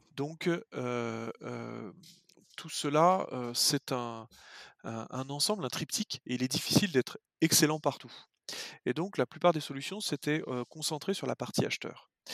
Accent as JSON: {"language": "French", "town": "Lyon", "region": "Auvergne-Rhône-Alpes", "country": "France", "tie": "born or raised there", "also_born_or_lived": "western France", "moved": "as an adult", "said": "je suis lyonnais."}